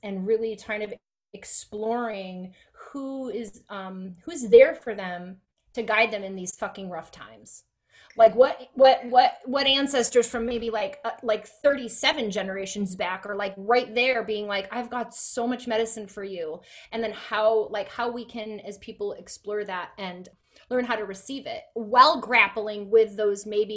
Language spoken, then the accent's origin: English; upstate New York, United States; accent: upstate; moved away; I'm always an upstate girl. Like, I will always be an upstate girl.